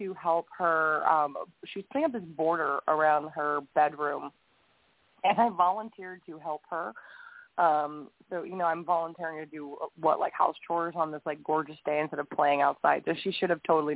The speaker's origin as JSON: {"language": "English", "town": "Huntsville", "region": "Alabama", "country": "United States", "tie": "born or raised there", "said": "my hometown in Huntsville, Alabama"}